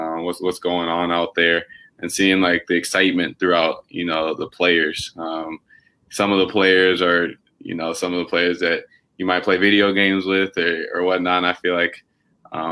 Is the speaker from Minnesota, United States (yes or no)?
yes; Minnesota, United States; growing up in Minnesota